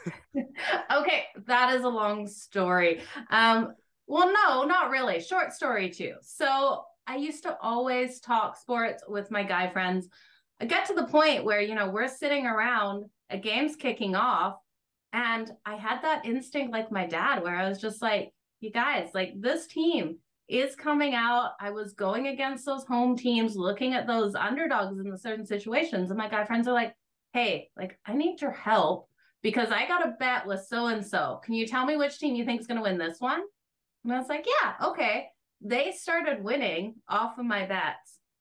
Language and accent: English; Australia; also born or lived in Alberta, Canada; now in Canada; I grew up playing it in Australia. When I moved to Canada, I played for Team Alberta.